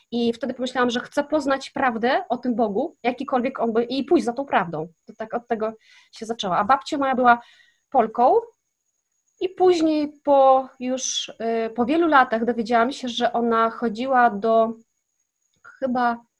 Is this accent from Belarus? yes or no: no; Kazakhstan; moved away as an adult; now in Poland; wychowałam się w Kazachstanie, e, w miejscowości, gdzie właśnie mieszkali zesłańcy z Polski i to byli Niemcy i Polacy.